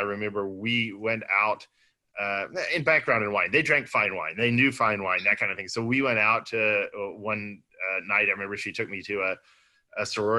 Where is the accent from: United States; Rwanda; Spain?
United States; Austin, Texas; Born and raised in Austin. Some people would say Austin's not typical Texas, but it is Texas nonetheless.